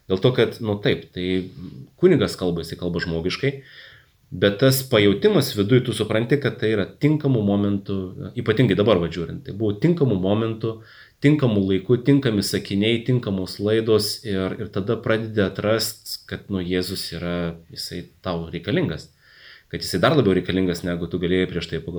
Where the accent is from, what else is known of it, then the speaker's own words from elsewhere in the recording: Jurbarkas, Tauragė County, Lithuania; moved away as an adult; now in Kaunas, Lithuania; augau Jurbarke, tai Jurbarke žinojau bažnyčią, o kada atsikėliau studijuoti į Kauną ir, ir pradėjau čia gyventi